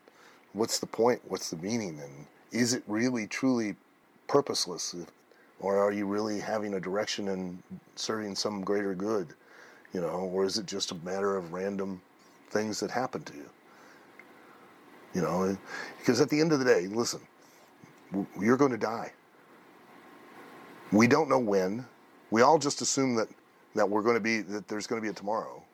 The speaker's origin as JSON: {"language": "English", "town": "Lima", "region": "Ohio", "country": "United States", "tie": "born or raised there", "said": "I grew up in Lima, Ohio"}